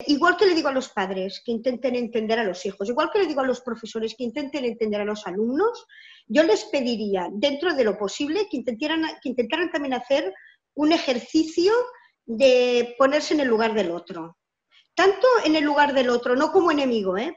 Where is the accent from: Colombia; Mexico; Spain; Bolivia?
Spain; Barcelona, Catalonia; soy de Barcelona, de Cataluña, una parte de España.